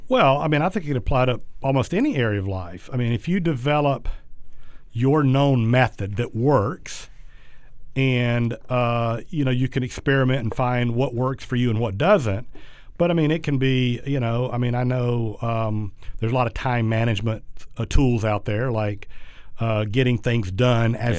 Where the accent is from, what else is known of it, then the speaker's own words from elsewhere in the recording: South Georgia, United States; when I was really young, growing up in South Georgia